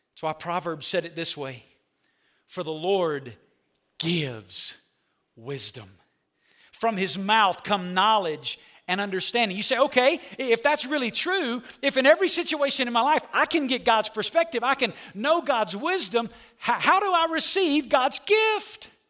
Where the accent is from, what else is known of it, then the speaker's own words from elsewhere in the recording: Alabama, United States; I'm from Alabama. When you grow up in Alabama